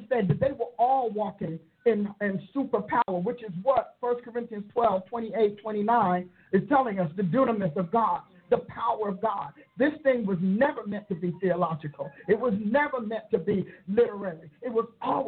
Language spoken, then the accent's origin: English; Newark, New Jersey, United States; I was raised in Newark